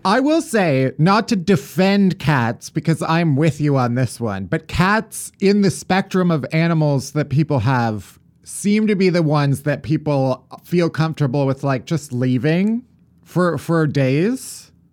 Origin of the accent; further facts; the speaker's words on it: outside of Chicago, Illinois, United States; I'm a full Yankee. I'm, I grew up outside of Chicago, so it's p-, pretty, pretty far north, actually